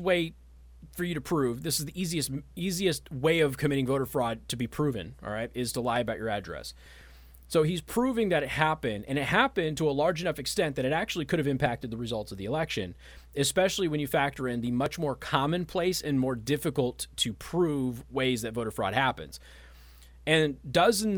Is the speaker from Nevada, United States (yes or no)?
yes; Nevada, United States; now in Michiana, United States; my home state of Nevada